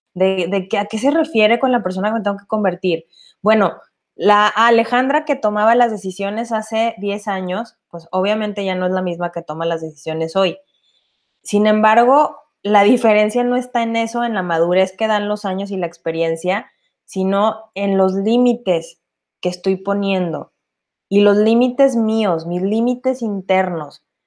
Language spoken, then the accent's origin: Spanish; Mexico; Nosotros como latinos y mexicanos